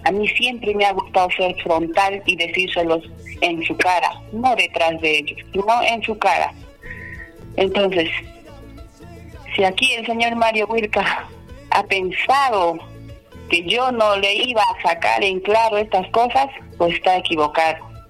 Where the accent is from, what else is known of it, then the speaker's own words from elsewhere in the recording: Limatambo, Cusco, Peru; yo soy de Limatambo, yo soy hija de limatambeños, que siempre he vivido aquí todo, toda mi niñez y hasta hoy sigo viviendo.